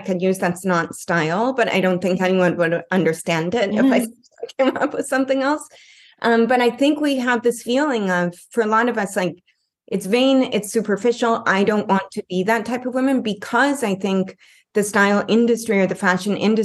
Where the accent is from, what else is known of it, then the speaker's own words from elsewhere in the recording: Canada; moved away as an adult; now in Los Angeles, United States; I'm here in Los Angeles and I'm originally from Canada